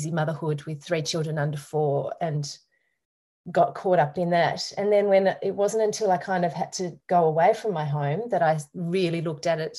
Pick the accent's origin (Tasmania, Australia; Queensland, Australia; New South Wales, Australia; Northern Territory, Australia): Tasmania, Australia; Derwent Valley; born or raised there; now in Hobart, Australia